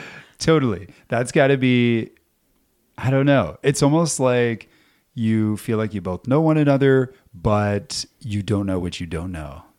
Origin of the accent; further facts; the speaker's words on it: Ontario, Canada; now in Whitehorse, Canada; I'm from Ontario